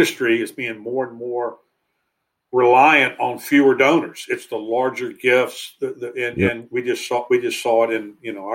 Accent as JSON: {"language": "English", "region": "North Carolina", "country": "United States", "tie": "born or raised there", "said": "I grew up in North Carolina, it might've been somebody I went to high school"}